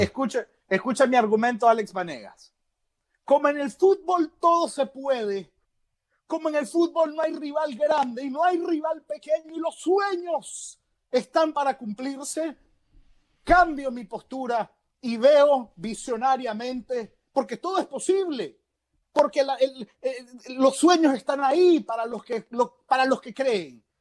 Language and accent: Spanish; Nicaragua; Yo soy nicaragüense porque ahí nací, yo soy nicaragüense porque soy.